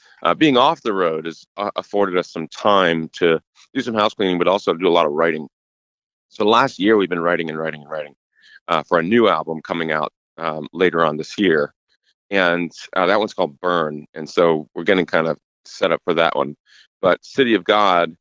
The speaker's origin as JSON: {"language": "English", "region": "Northeast", "country": "United States", "said": "I'm from the Northeast"}